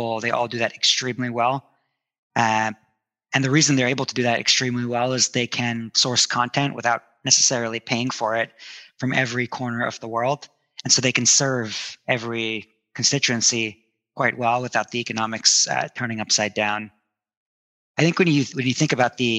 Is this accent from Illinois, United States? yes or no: no; New Jersey, United States; also born or lived in India; I grew up in India, or I was born in India, but I grew up mostly in New Jersey.